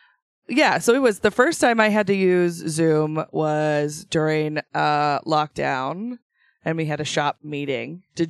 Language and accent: English; Idaho, United States; Born and raised in Idaho, but I have family that is from Michigan.